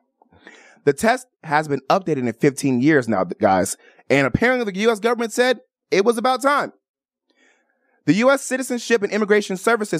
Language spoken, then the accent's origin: English; Chicago, Illinois, United States; moved away as an adult; also born or lived in Miami / Atlanta, Georgia / Washington, District of Columbia, United States / Maryland; now in Las Vegas, United States; I was actually born and raised in Chicago, Illinois.